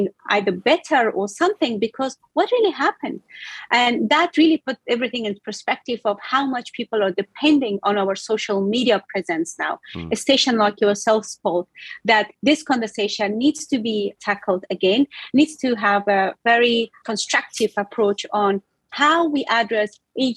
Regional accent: Afghanistan; now in Australia; I'm also coming from Afghanistan

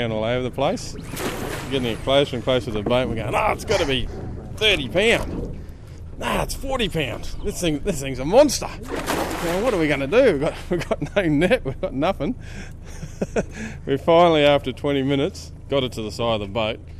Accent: Darwin, Northern Territory, Australia; born and bred in Darwin. Been here a very long time.

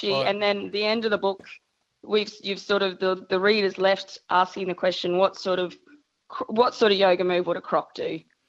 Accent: Mackay, Queensland, Australia; moved away; I'm originally from Mackay

